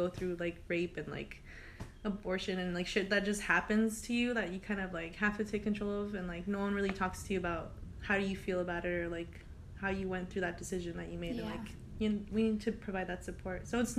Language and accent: English; Montebello, California, United States; also born or lived in Lynwood; I was born in Linwood, but I moved to Montebello when I was 2. I've grown up here ever since.